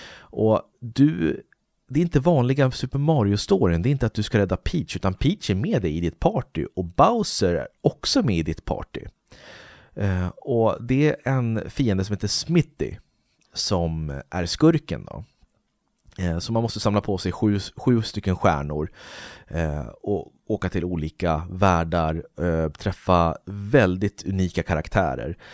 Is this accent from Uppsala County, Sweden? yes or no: yes; Uppsala, Uppsala County, Sweden; där jag bor i Uppsala